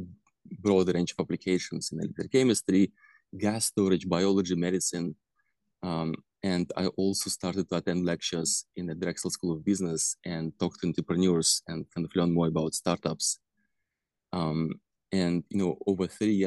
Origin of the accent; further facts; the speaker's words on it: Russia; moved away as an adult; I was born in Russia